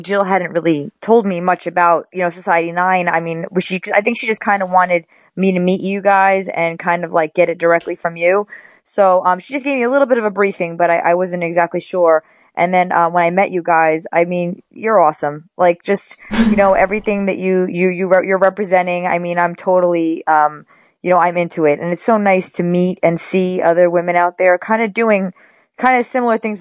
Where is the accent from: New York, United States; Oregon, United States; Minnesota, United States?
New York, United States; New York City; now in Oxnard, United States; I'm from the Bronx. I was born and raised in the Bronx, New York. And I live now in Ventura, California, where I train. Well, actually, I live in Oxnard